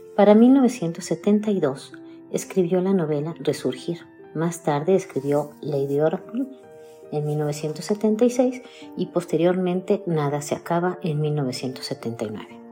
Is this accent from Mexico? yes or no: yes; Mexico; soy mexicana, tengo 59 años y vivo en Querétaro, México